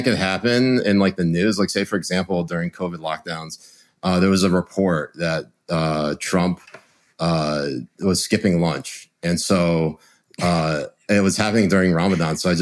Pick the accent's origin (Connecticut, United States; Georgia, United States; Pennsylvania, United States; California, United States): Connecticut, United States; my mom is from Connecticut. And so I was born in Connecticut